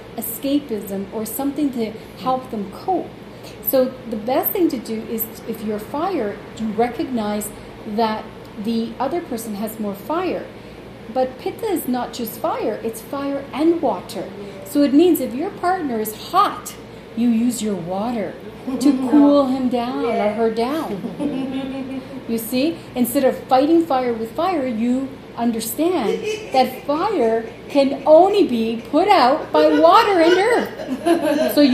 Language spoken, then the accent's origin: English; Toronto, Ontario, Canada; also born or lived in Uruguay; I'm born in Uruguay, South America, but I was raised in Toronto